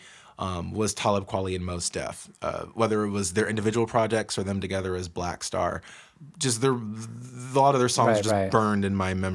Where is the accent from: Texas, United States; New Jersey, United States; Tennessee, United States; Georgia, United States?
Georgia, United States; now in Seattle, United States; growing up in Georgia as a kid